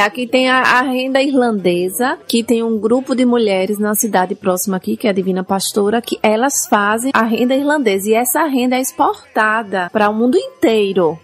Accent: São Cristóvão, Sergipe, Brazil; eu sou de São Cristóvão

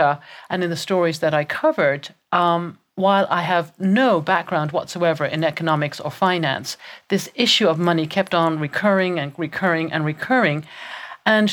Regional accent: Ireland; I was raised in Ireland, born and raised in Ireland.

